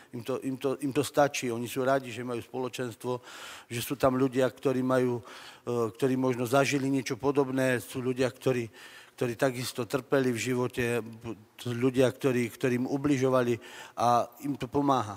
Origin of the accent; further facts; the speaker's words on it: Orava, Žilina Region, Slovakia; Pochádzam z Oravy